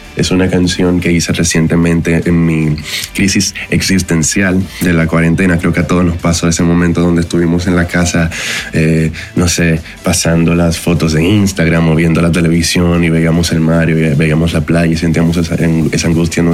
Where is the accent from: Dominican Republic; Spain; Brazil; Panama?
Dominican Republic; moved away as an adult; now in Mexico; Soy de la República Dominicana, pero ya llevo cuatro años en México